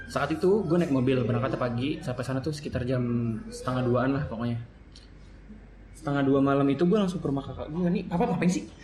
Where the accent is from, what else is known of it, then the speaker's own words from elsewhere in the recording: Jakarta, Indonesia; born there; lahirnya di sini Jakarta, tapi gue